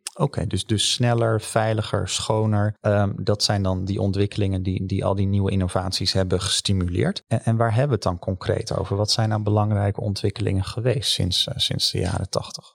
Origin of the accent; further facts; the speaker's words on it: Netherlands; als Hollanders